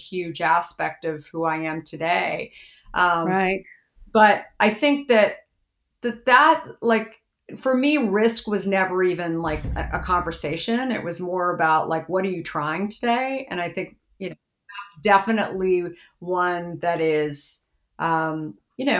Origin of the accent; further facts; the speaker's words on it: Arizona, United States; I grew up in Arizona